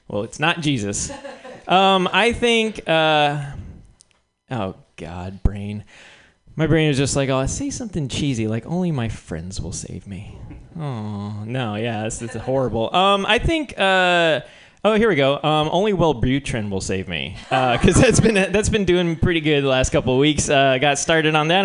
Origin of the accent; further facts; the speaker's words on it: New Mexico, United States; I'm from New Mexico